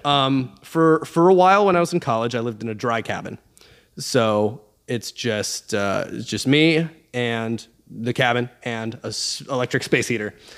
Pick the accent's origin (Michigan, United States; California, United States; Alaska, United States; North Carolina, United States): Alaska, United States; I'm from Alaska